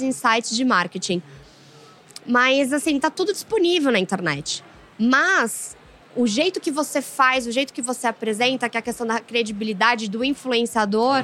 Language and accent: Portuguese; Brazil; a gente é brasileiro